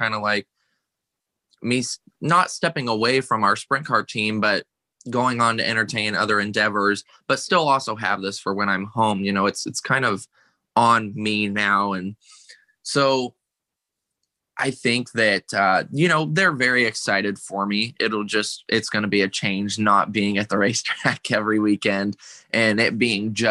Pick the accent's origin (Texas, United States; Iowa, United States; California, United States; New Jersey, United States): Iowa, United States; born or raised there